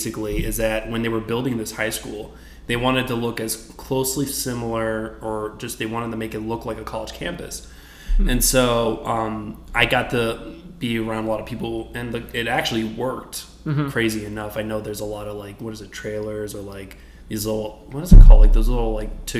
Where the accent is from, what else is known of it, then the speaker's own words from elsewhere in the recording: Weston, Florida, United States; So, I was from South Florida. I lived in Weston, like, Fort Lauderdale area, near Miami.